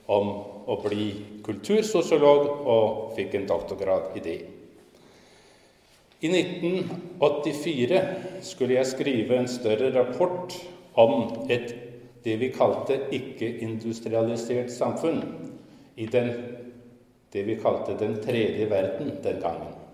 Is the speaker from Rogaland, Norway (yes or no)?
no; Skien, Vestfold og Telemark, Norway; moved away as an adult; now in Copenhagen, Denmark; Jeg kommer fra Skien, men det er ikke så tydelig på språket mitt, for jeg har vært i København i nesten 49 år nå. 19 år i Skien og 49 år i København.